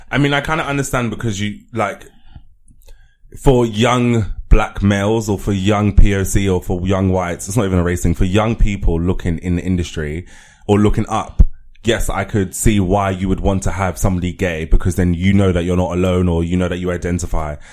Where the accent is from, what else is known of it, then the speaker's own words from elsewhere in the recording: London, United Kingdom; I grew up in Elephant and Castle